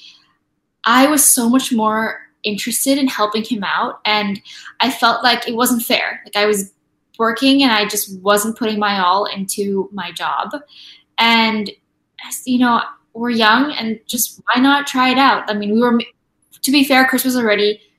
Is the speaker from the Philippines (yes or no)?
yes; Philippines; moved away; I'm from the Philippines, so I was thinking like maybe I should move home